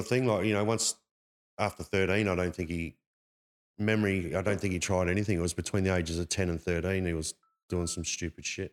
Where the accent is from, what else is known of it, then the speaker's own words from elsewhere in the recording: Perth, Western Australia, Australia; This is where I was, that's where I grew up in Perth